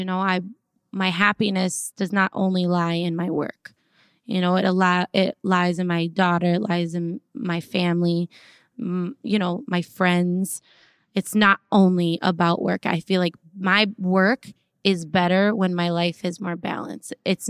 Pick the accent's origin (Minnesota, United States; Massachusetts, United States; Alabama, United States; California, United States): Minnesota, United States; Listen, he taught me to toughen up because I came from Minnesota all sweet and like everybody's nice and let's just be like, oh, everybody's